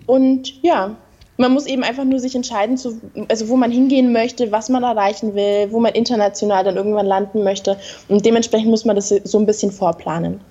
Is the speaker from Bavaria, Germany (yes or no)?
yes; Bavaria, Germany; ich komme aus Bayern unten in Deutschland